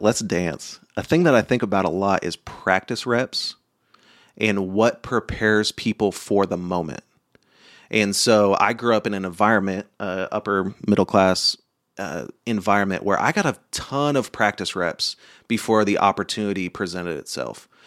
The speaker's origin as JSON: {"language": "English", "region": "Oklahoma", "country": "United States", "tie": "born or raised there", "said": "I grew up in Oklahoma and then went to college."}